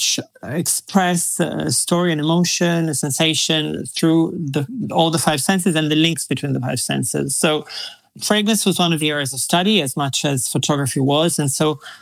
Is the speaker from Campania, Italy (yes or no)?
no; Verona, Veneto, Italy; moved away as an adult; also born or lived in Miami / Milan; I grew up in a very, very beautiful Shakespearean town called Verona.